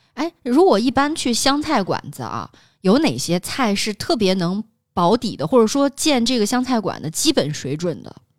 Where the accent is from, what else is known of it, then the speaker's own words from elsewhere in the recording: Xinjiang, China; now in Tianjin, China; 我们新疆人